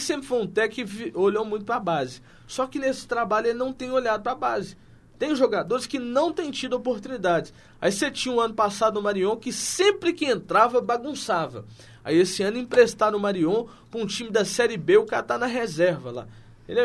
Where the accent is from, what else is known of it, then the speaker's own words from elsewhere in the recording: Minas Gerais, Brazil; eu como bom mineiro que sou